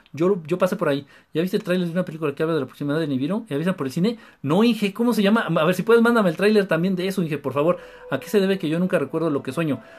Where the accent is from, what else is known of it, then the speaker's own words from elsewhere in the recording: Mexico City, Mexico; De la Ciudad de México